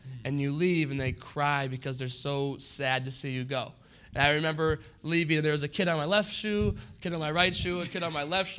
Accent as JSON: {"language": "English", "town": "Maple Grove", "region": "Minnesota", "country": "United States", "tie": "born or raised there", "moved": "yes", "said": "But I grew up in Maple Grove, went to high school in Maple Grove."}